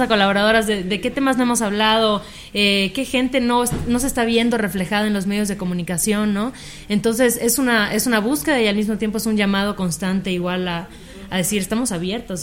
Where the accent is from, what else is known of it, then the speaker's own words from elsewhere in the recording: Mérida, Yucatán, Mexico; yo también estudié comunicación, también soy de Mérida